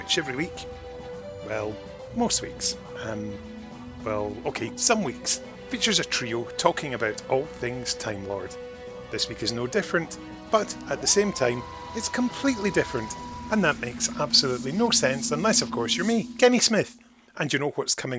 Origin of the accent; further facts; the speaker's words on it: Scotland, United Kingdom; we are a Scottish podcast